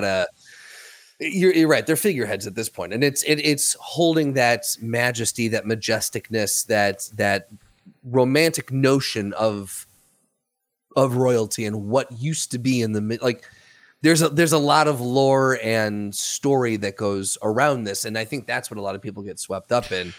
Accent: United States; as an American

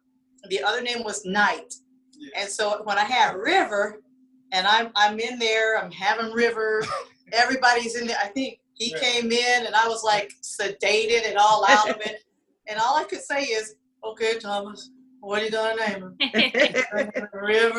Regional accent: Germany; I hope somebody meets somebody from Germany, because I grew up in Germany, okay.

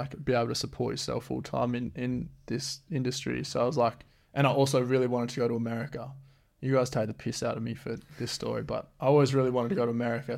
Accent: Geraldton, Western Australia, Australia; also born or lived in Beverly / Esperance / Perth; I think Geraldton's probably the town that I've spent most of my life in. I was born in Beverly

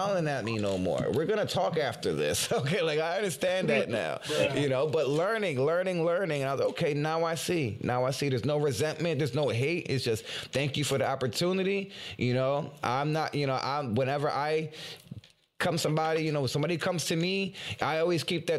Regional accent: Philadelphia, Pennsylvania, United States; I'm from Philly. And they're like, you're from Philly. You ain't even got an accent.

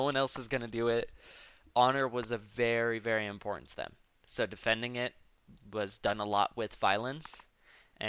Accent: New Mexico, United States; They thought that I was from Mexico. And I was like, no, New Mexico

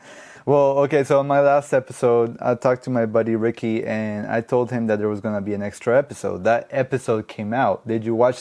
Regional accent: Colombia; English is a second language; moved away; I grew up with an accent because I'm not from here originally. I'm from Colombia, so it took me a while to get, even though my English isn't perfect, but it took me a while to get my English going.

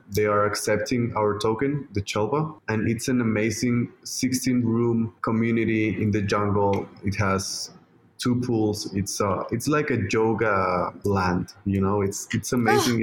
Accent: Mexico; my home country, Mexico

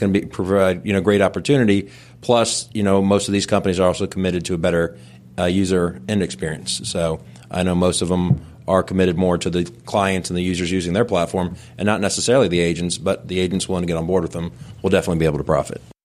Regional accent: Tampa, Florida, United States; me and my wife, both born and raised in Tampa, so know the area very well

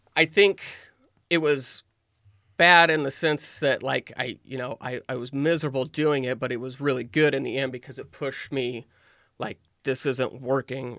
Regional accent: Nehawka, Nebraska, United States; I grew up in Nahaka, Nebraska, which is about two hundred people.

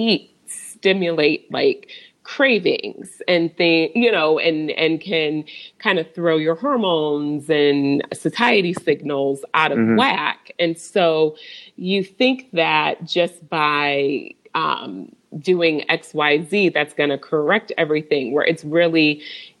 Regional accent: Michigan, United States; now in Overland Park, United States; I'm originally from Michigan

